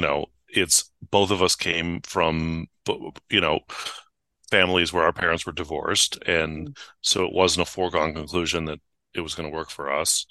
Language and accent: English; San Francisco, California, United States; I grew up in San Francisco